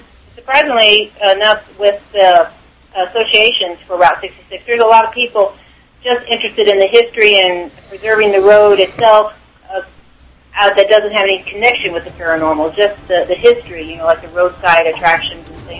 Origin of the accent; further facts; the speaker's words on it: Missouri, United States; I chose just Missouri because I'm from Missouri and I was more familiar with the area and the stories here anyway.